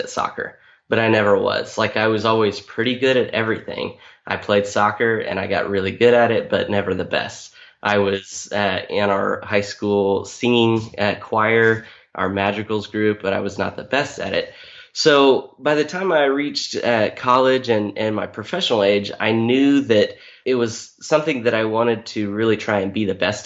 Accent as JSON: {"language": "English", "town": "Topeka", "region": "Kansas", "country": "United States", "tie": "born or raised there", "moved": "as an adult", "lives_now": "Oklahoma, United States", "said": "I grew up mostly in Topeka, Kansas. I'm the son of a preacher. So we moved around a little bit, but second grade through high school was all in Topeka, Kansas"}